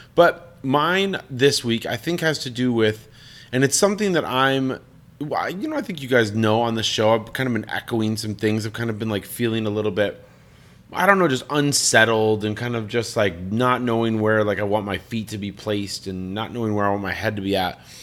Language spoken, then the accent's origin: English; Colorado Springs, Colorado, United States; moved away as an adult; I'm from Colorado Springs